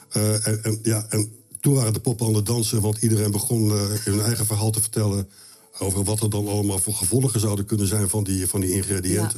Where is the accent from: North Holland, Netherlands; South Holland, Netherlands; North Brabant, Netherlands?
South Holland, Netherlands; Rotterdam; also born or lived in Wageningen; Wij woonden, wij gingen verhuizen van Wageningen, waar ik geboren ben, naar Rotterdam in een industriegebied